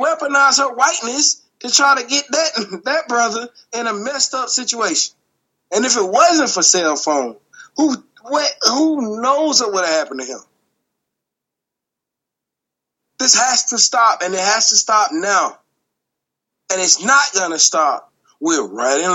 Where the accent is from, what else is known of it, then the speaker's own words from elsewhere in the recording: Atlanta, Georgia, United States; You don't get more Atlanta than me